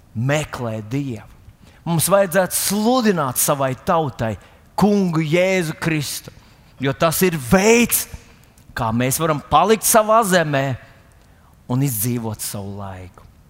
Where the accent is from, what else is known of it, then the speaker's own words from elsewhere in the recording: Latvia; esam latvieši